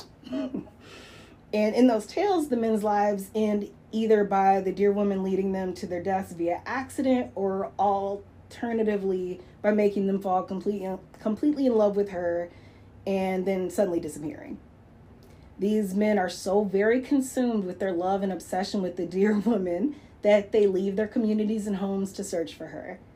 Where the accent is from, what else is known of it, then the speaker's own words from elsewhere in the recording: Lansing, Michigan, United States; growing up in Lansing